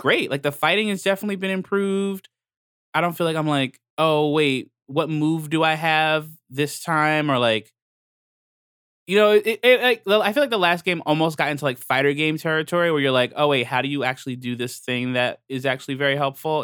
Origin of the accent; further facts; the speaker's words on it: New York, United States; as a New Yorker